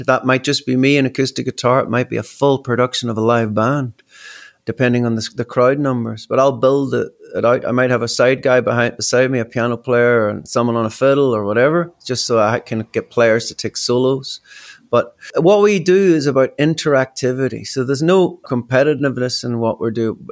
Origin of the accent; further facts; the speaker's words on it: Belfast, Northern Ireland, United Kingdom; moved away as an adult; also born or lived in Australia; growing up in Belfast